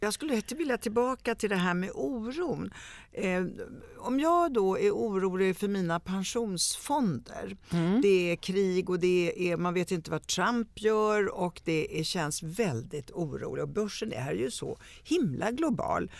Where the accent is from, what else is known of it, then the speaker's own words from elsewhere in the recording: Italy; now in Sweden; jag kommer ju från Italien